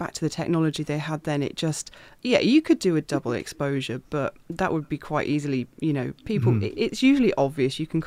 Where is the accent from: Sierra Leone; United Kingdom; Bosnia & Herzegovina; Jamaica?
United Kingdom